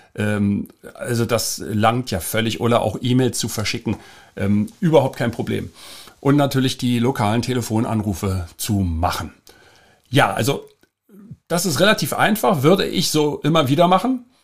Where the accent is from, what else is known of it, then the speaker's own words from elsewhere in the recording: Germany; als Deutscher